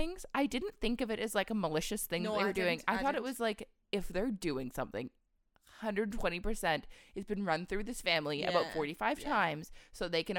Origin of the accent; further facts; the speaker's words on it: Squamish, British Columbia, Canada; I'm from Squamish, so the big rock.